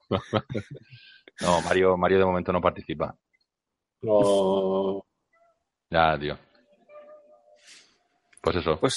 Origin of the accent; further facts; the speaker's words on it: England, United Kingdom; Spanish is a second language; Hola, sí, soy … soy inglés y tengo humor.